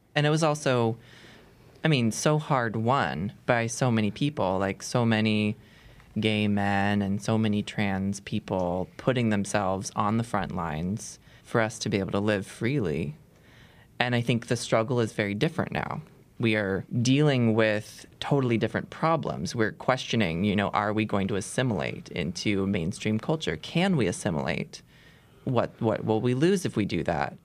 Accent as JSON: {"language": "English", "town": "Seattle", "region": "Washington", "country": "United States", "tie": "born or raised there", "said": "I grew up in Seattle in a suburb"}